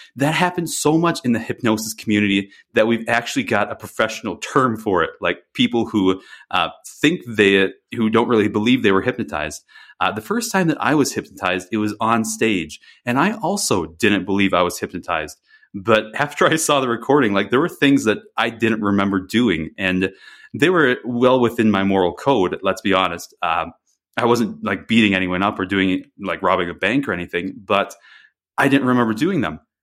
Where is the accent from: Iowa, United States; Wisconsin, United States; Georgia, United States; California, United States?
Wisconsin, United States; moved away; I grew up in Wisconsin